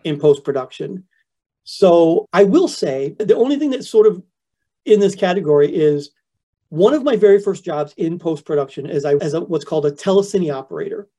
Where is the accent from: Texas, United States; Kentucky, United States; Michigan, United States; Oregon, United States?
Michigan, United States; Flint; moved away as an adult; I grew up in Flint, Michigan, which is like the rustiest of the Rust Belt cities